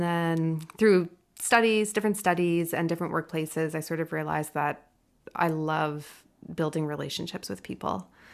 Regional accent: Ontario, Canada; now in British Columbia, Canada; I'm from Ontario

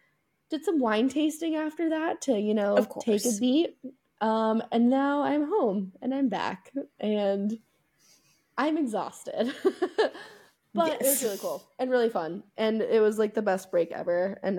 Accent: United States; I'm an American.

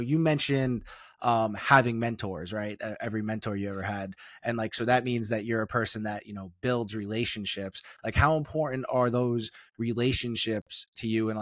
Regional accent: New York City, New York, United States; we're from the same place

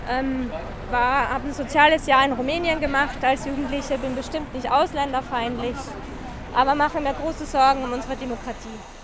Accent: Austria; ich komme aus Österreich

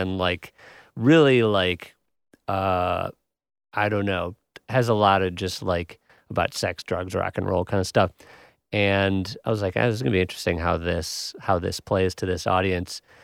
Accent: Wisconsin, United States; I'm from Wisconsin

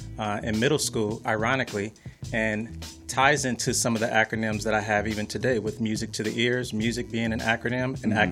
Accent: Ohio, United States; born there; now in Los Angeles, United States; So I was born in the Midwest, Ohio.

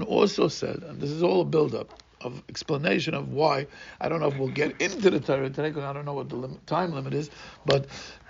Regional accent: Brazil; English is a second language; growing up in Brazil, I mentioned last time, we were nirdofim

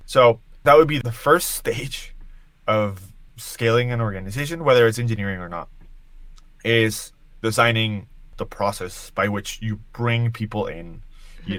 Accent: Colombia; now in New York, United States; I live in New York. I was born in Colombia

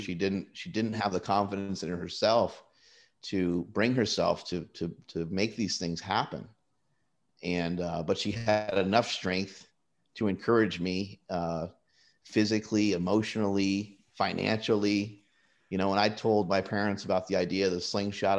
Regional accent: United States; I was born in the United States

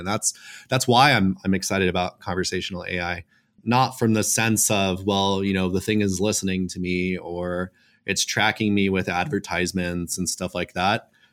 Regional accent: Los Angeles, California, United States; I was born and raised in Los Angeles

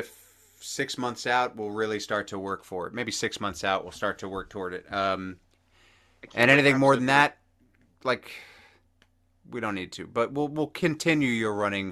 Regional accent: New Jersey, United States; we're both from New Jersey

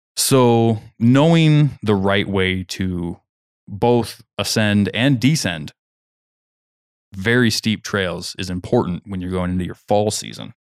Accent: Kansas, United States; moved away; I'm from Kansas.

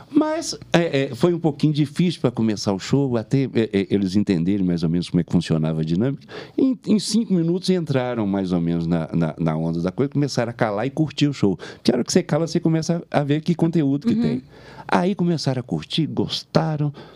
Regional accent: Belo Horizonte, Minas Gerais, Brazil; accent: mineiro; eu sou da capital, que eu nasci em Belo Horizonte. É por causa do sotaque tão mineiro que todo mundo pensa que eu sou de várias regiões de, de Minas e eu sou de Belo Horizonte

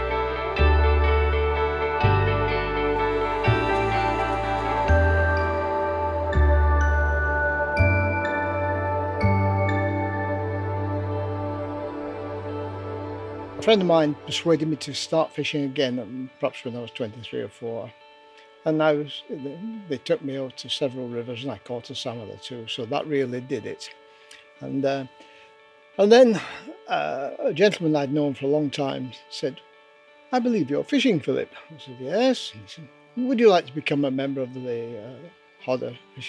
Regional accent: Rochdale, North West England, United Kingdom; I was born in Rochdale.

